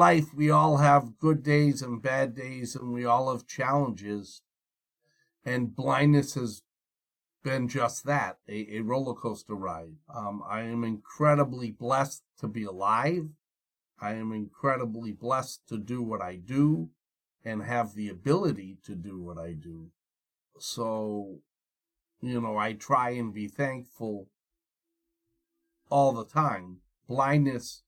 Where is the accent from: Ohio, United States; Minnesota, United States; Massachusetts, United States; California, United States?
Massachusetts, United States; Wayland; also born or lived in Malvern, Pennsylvania; I grew up in Wayland, Massachusetts